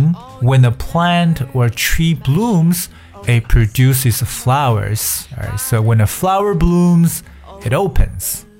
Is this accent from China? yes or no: yes; China; 对于我们中国人来讲，还有很多花